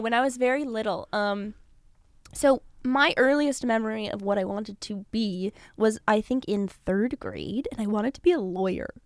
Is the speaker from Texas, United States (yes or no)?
no; Los Angeles, California, United States; I'm from, like, out near Calabasas, like Woodland Hills, West Hills